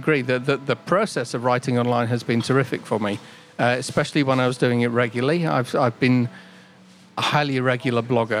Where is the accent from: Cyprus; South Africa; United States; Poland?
Cyprus; So I grew up in Cyprus. So my dad was in the Royal Air Force, and I used to listen to BBC World Radio.